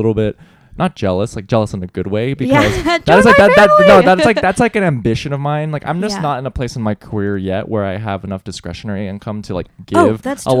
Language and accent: English; United States; now in New York, United States; as an American person, where I, when I begin to question, like, I was raised in America